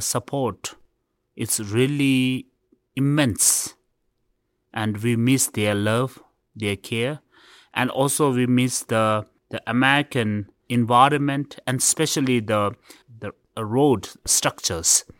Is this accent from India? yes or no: yes; India; I was born in India. My father came from Tibet, and my mother was born in, uh, exile.